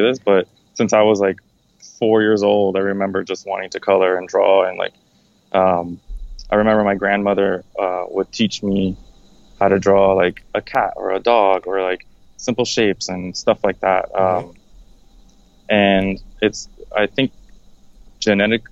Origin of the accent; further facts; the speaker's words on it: Miami, Florida, United States; I'm from Miami, Florida, and I lead graphics out of SB Architects